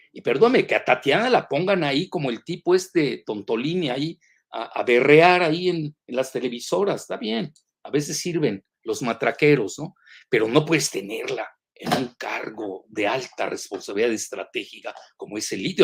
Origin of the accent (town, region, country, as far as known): Mexico